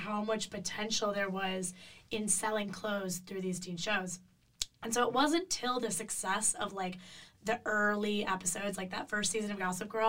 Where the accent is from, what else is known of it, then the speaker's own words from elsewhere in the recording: Illinois, United States; It's okay, I'll leave it out. I'm from Illinois.